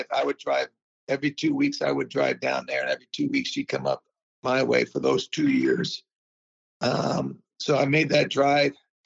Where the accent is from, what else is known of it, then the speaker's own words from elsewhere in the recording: Bay Area, California, United States; also born or lived in Queens, New York / Pennsylvania; I was born in Queens, lived back east my first 10 years, and then grew up in the Bay Area